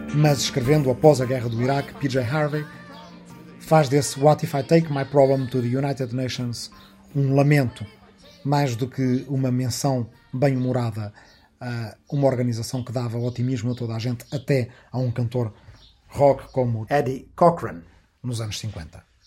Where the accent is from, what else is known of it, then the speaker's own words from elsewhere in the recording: Arrifana, Portugal; aqui na minha aldeia de Arrifana, onde agora, depois de muitas voltas, voltei a gravar